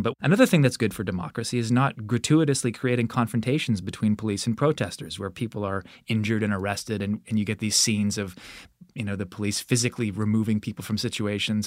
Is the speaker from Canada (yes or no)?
yes; Alberta, Canada; I grew up in Alberta